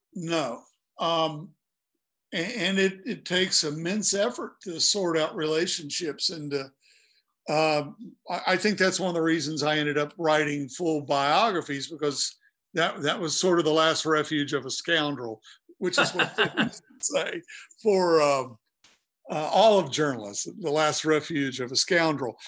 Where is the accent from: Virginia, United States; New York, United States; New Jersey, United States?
Virginia, United States; Blacksburg; I'm from Blacksburg